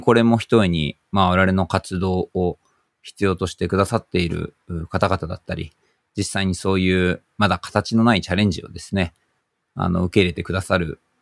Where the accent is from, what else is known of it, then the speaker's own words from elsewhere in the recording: Tokyo, Japan; 自分が住んでる東京、なんか生まれたとこの東京